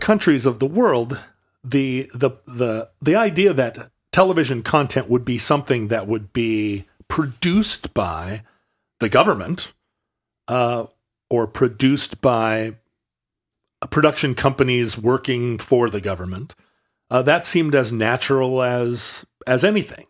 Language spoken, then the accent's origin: English; Alaska, United States; Growing up in Alaska